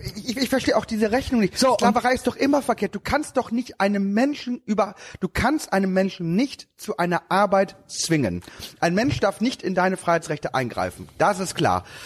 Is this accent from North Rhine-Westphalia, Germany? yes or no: no; Lower Saxony, Germany; bei uns in Niedersachsen. Ich bin ja auch Niedersachse.